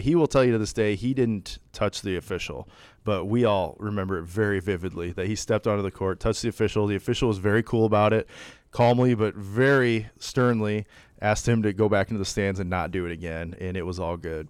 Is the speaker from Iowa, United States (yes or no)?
yes; Sioux City, Iowa, United States; When I was a kid growing up in Sioux City